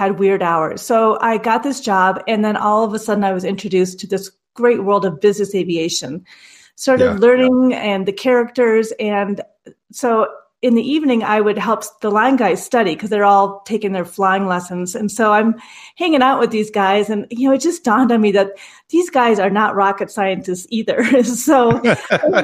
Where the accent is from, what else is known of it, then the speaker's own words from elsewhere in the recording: Minnesota, United States; accent: Minnesota; growing up in Minnesota, when we had career day, we were actually separated